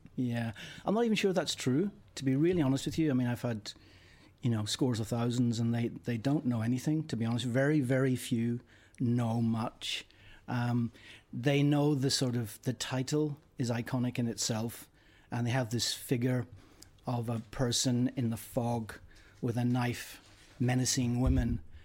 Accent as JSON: {"language": "English", "region": "Northern Ireland", "country": "United Kingdom", "moved": "yes", "said": "I'm from Northern Ireland"}